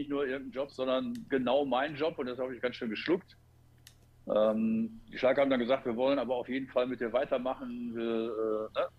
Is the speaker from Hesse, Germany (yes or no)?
no; Gelsenkirchen, North Rhine-Westphalia, Germany; als gebürtiger Gelsenkirchner und Schalker seit im Stadion seit 1968